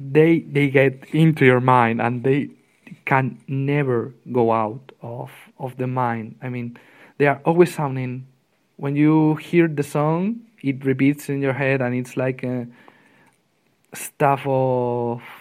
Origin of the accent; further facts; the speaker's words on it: Spain; from Spain